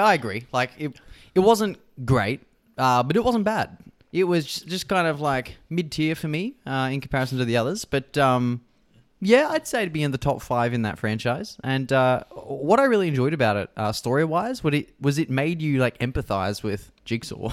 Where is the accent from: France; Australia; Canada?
Australia